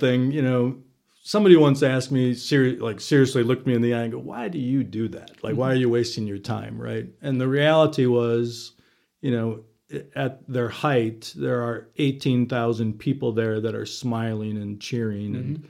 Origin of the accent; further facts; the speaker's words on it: Milwaukee, Wisconsin, United States; So went to grew up in Milwaukee between my family and my wife still works for the Chamber of Commerce in Milwaukee.